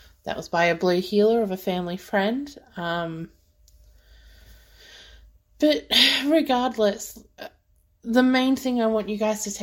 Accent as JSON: {"language": "English", "country": "Australia", "said": "being Australian"}